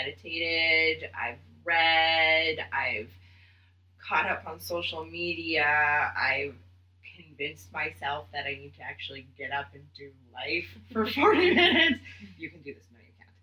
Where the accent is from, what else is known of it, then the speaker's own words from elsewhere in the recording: Winnipeg, Manitoba, Canada; also born or lived in South Africa; I am from Winnipeg, Manitoba, so smack dab in the middle of Canada